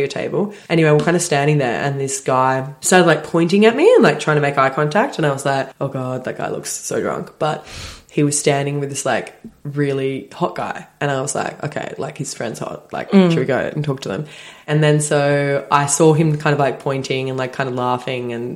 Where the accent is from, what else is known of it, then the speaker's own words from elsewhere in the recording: Sydney, New South Wales, Australia; we're from Sydney